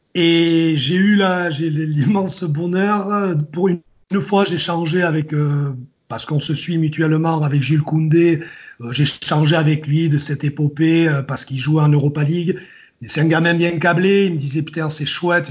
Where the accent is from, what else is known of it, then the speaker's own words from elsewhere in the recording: Basque Country, Nouvelle-Aquitaine, France; je suis du Pays Basque, j'habite je, à 200 bornes de, Bordeaux. Ben, quand tu quand habites, quand habites au Pays Basque dans les années 80